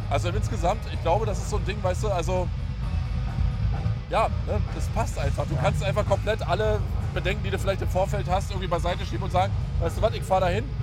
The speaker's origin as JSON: {"language": "German", "town": "Friesack", "region": "Brandenburg", "country": "Germany", "tie": "born or raised there", "said": "das Hauptding ist natürlich, dass das hier meine alte Heimat ist. Ja. Ich bin ja hier groß geworden in der Gegend, weißt du?"}